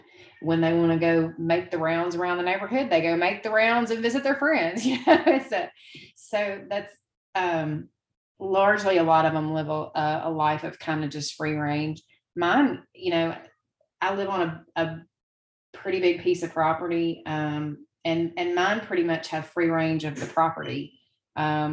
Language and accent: English; Memphis, Tennessee, United States; also born or lived in Denver; now in Tupelo, United States; I'm from Memphis. I'm from a bigger city